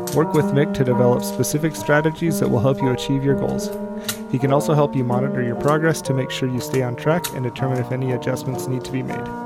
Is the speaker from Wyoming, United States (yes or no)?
yes; Lander, Wyoming, United States; I grew up in Lander